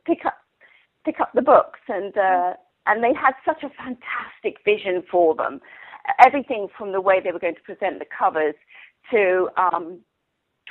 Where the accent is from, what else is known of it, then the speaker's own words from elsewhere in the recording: England, United Kingdom; moved away; I grew up in England